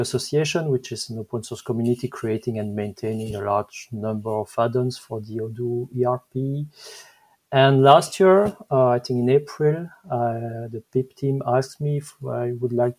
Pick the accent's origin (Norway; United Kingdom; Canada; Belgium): Belgium; accent: French; English is a second language; I'm Belgian. Maybe my French accent is showing